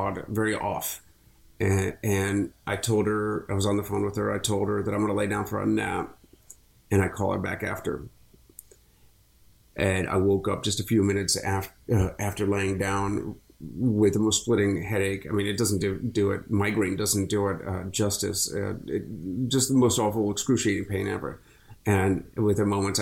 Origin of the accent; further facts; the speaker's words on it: Akron, Ohio, United States; now in Florida, United States; I grew up in Akron